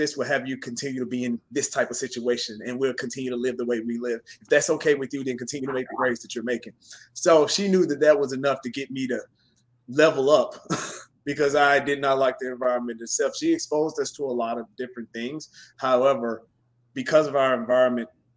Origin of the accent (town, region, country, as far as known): Chattanooga, Tennessee, United States; born or raised there; accent: Southern drawl; moved away as an adult